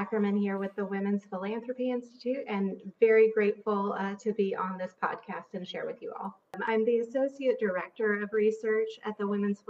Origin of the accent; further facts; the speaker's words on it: Haiti; But I grew up outside the U.S. I grew up in Haiti. My parents were missionaries.